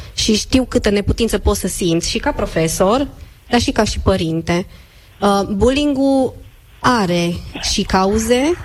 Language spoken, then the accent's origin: Romanian; Cluj-Napoca, Cluj County, Romania; eu sunt de la Cluj, sunt mai înceată